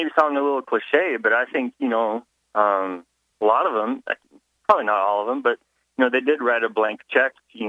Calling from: Lincoln, Nebraska, United States

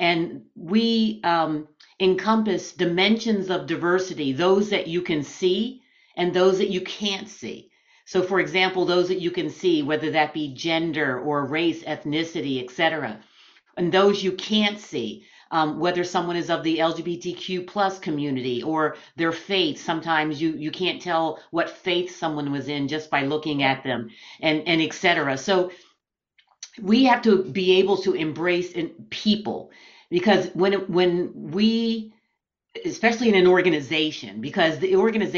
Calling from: Schwenksville, Pennsylvania, United States; I am speaking from Schwanksville, Pennsylvania, which is about 35, 40 miles outside of Philadelphia, Pennsylvania.

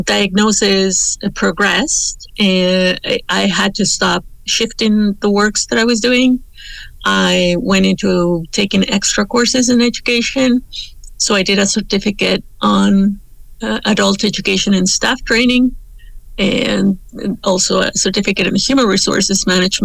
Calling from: Toronto, Ontario, Canada; The Mohawk War for the city is Tacaronto, and many of us know it as Toronto

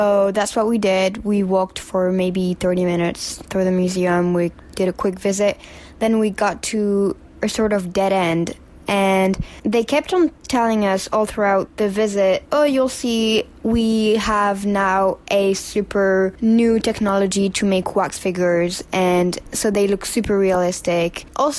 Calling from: New York, United States; Hi, Upside Down Podcast. … I'm sending this from New York.

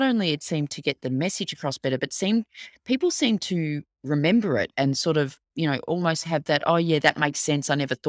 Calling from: Melbourne, Victoria, Australia; but I am dialing in from Melbourne, Australia. So we are in very sunny summer right now.

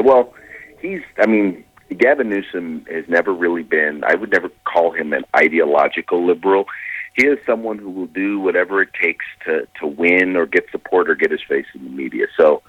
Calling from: California, United States; I'm calling from the People's Republic of California.

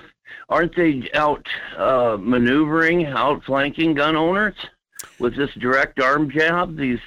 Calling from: Fairbanks, Alaska, United States; Good morning, Mike. … from Fairbanks.

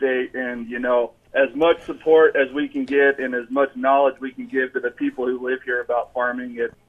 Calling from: Nevada, Iowa, United States; Nevada, Iowa.

